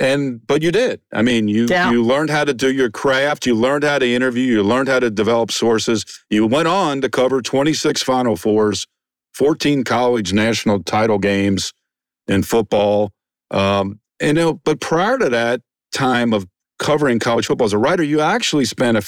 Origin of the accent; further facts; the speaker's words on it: Cincinnati, Ohio, United States; I grew up in the Cincinnati area